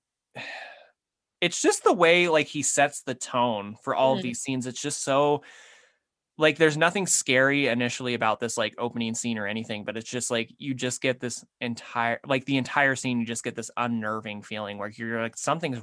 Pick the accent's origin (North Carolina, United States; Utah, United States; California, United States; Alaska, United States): Utah, United States; my home state of Utah